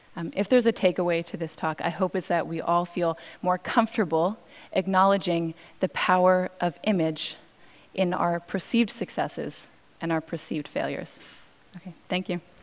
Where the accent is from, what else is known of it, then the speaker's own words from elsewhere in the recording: Cambridge, Massachusetts, United States; now in New York, United States; I grew up in Cambridge